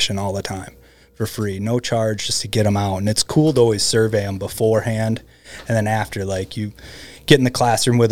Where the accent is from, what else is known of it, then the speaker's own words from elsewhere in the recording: Michigan, United States; now in Alaska, United States; where I grew up in Michigan